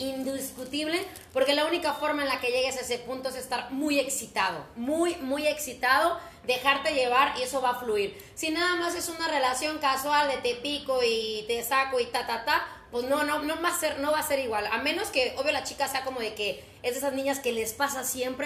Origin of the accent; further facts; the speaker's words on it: Cuitláhuac, Veracruz, Mexico; Yo soy exactamente de Cuitla, Veracruz